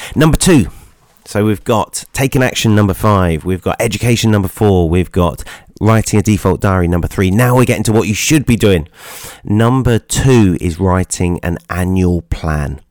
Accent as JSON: {"language": "English", "town": "Nottingham", "region": "East Midlands", "country": "United Kingdom", "tie": "born or raised there", "said": "my hometown, Nottingham"}